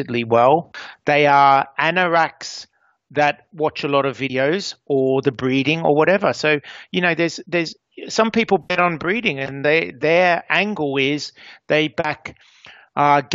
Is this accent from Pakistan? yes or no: no; Australia; I grew up in Australia